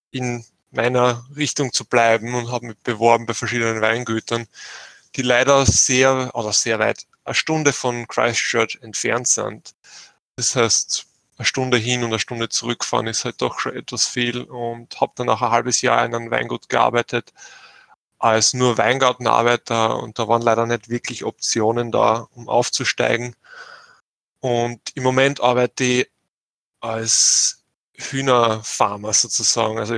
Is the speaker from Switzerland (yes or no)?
no; Burgenland, Austria; moved away as an adult; now in New Zealand; ich bin aus dem Burgenland und bin vor dreieinhalb Jahren nach Neuseeland gezogen und wohne jetzt da mit äh, meiner Frau.